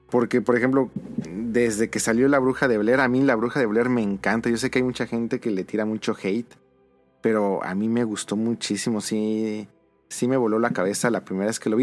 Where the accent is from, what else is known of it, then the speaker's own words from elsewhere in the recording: Mexico; en México tenemos